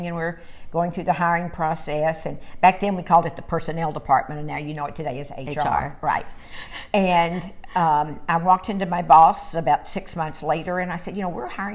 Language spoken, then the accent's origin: English; McKinney, Texas, United States; I was born and raised in McKinney, Texas, about 30 minutes from where I am right this very minute